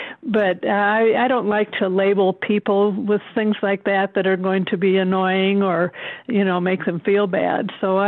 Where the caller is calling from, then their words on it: Fort Collins, Colorado, United States; I'm calling from Fort Collins, Colorado.